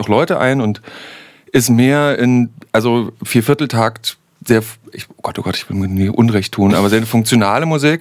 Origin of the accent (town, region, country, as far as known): Saxony, Germany; accent: Sächsisch